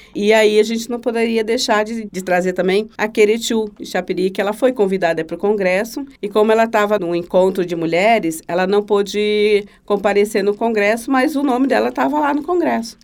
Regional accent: Manaus, Amazonas, Brazil; now in Santa Catarina, Brazil; Sou de Manaus e por conta de ser amazonense

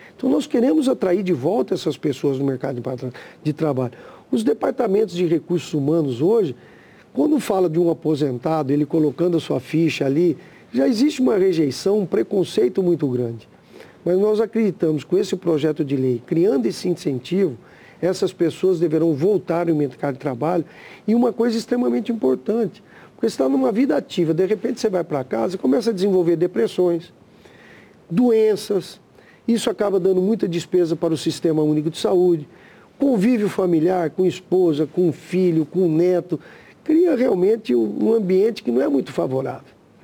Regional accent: Brazil

